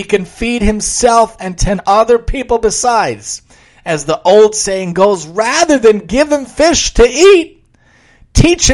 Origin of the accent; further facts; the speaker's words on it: New York City, New York, United States; where I grew up in Staten Island